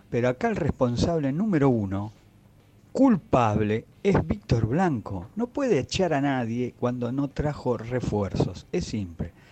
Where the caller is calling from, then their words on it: Mendoza, Argentina; soy … de Mendoza, como siempre, como cada miércoles escuchándolos